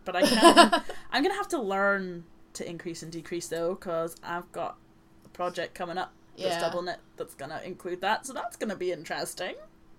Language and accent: English; Ireland; We're both Irish